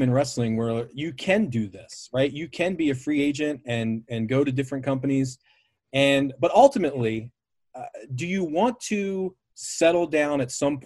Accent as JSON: {"language": "English", "region": "Maryland", "country": "United States", "tie": "born or raised there", "said": "Maryland is my home state"}